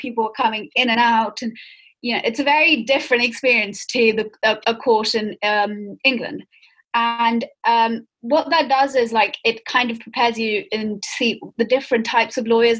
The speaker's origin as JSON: {"language": "English", "country": "Pakistan", "said": "so I'm Pakistani, and actually one of the main reasons I wanted to do the Anglo-Israel scholarship was because I wanted to go work in Israel."}